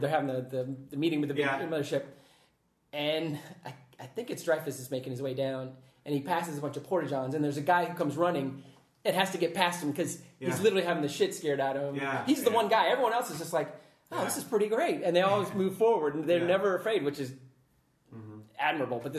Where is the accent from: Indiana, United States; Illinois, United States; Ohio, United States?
Ohio, United States; New Carlisle; also born or lived in Springfield, Ohio; now in Columbus, United States; I grew up in Springfield or New Carlisle, Sticks